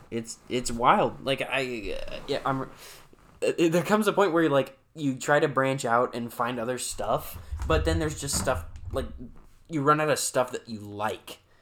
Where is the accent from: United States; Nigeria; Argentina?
United States; Salem, Monmouth, Oregon; I was born in Salem and I came home and at that time my mom and dad lived at the Myers Towing Yard in Monmouth, Oregon.